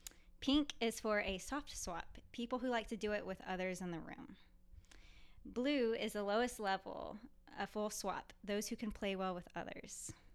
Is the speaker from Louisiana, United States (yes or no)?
yes; Louisiana, United States; oh, no, I'm sorry. I came from Louisiana.